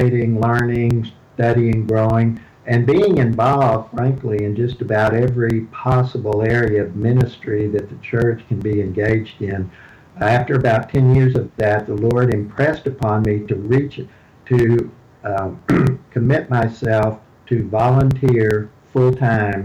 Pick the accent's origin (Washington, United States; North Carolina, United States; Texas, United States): Texas, United States; Houston; I was born and raised in Houston. You can tell that by my accent